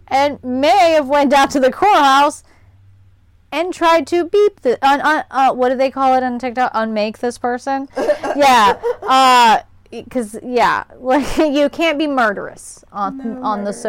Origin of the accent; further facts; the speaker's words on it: Scotland, United Kingdom; as a Scottish person